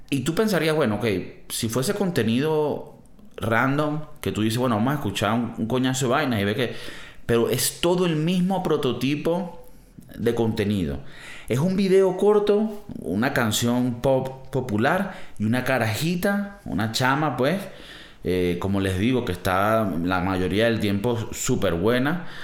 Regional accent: Venezuela; moved away; Un escape room, marico, venimos de Venezuela eso sí fue un escape room.

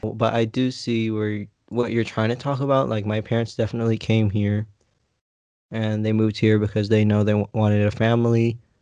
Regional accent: United States; I'm American. I'm from here. I was born here on American soil

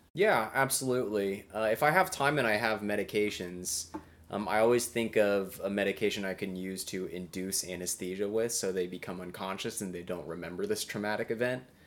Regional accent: Indiana, United States; moved away; I'm originally born and raised in Indiana

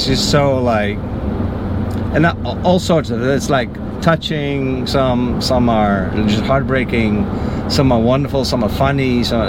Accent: Netherlands; moved away as an adult; also born or lived in Central America / Mexico / Haiti; now in Florida, United States; I grew up in Holland. Born and raised, and then after, when I was 35 or so, I left to go do volunteer work in Central America. I did that for 3 years

